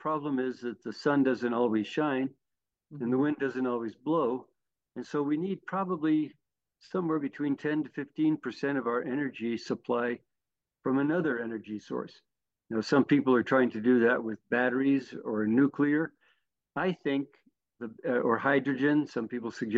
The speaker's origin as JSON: {"language": "English", "town": "Santa Fe", "region": "New Mexico", "country": "United States", "tie": "born or raised there", "also_born_or_lived": "New Orleans", "lives_now": "Albuquerque, United States", "said": "I was born in Santa Fe. Like you, I'm a Santa Fean. Went to St. Michael's in Santa Fe"}